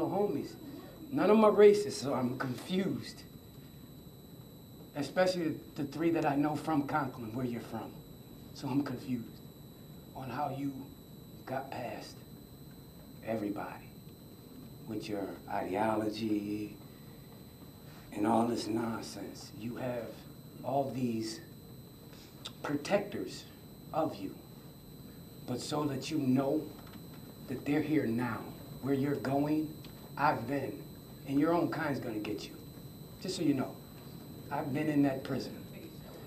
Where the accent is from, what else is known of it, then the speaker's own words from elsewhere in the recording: Buffalo, New York, United States; We were born and raised in Buffalo. Yes, we are from Buffalo. Yes, this is our home